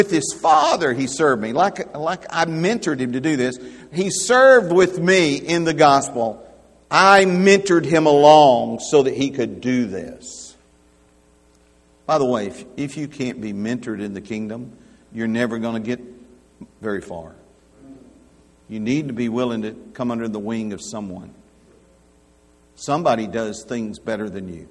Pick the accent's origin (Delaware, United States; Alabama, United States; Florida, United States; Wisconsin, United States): Alabama, United States; I'm from Alabama.